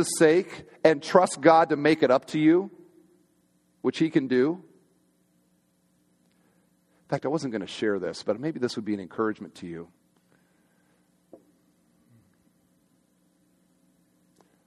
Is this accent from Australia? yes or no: no; Iowa, United States; I grew up on a kind of just outside of town in one of these little subdivisions where everybody's got like an acre or two, and there's maybe 15 houses kind of out in the middle of nowhere. And I'm from Iowa